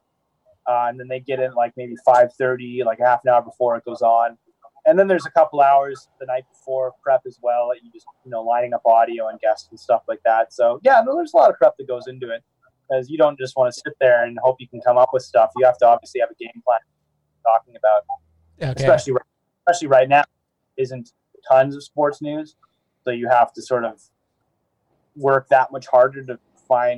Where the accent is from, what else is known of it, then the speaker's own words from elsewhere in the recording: Vancouver, British Columbia, Canada; I'm born and raised in Vancouver, but my family's all American